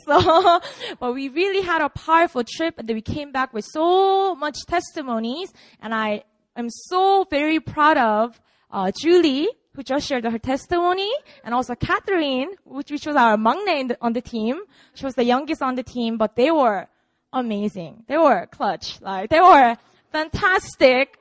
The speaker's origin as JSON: {"language": "English", "region": "Busan", "country": "South Korea", "tie": "born or raised there", "moved": "yes", "lives_now": "Seoul, South Korea", "said": "I was born and raised in Busan. This is my city, my hometown."}